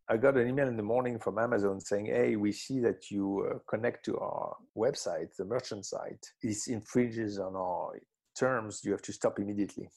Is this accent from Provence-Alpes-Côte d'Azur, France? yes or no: yes; Marseille, Provence-Alpes-Côte d'Azur, France; I grew up in Marseille, in the south of France